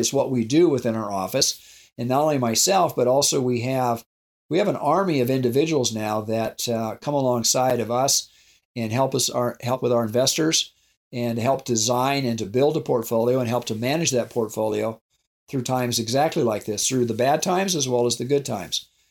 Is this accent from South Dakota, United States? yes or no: yes; South Dakota, United States; I grew up in South Dakota on a ranch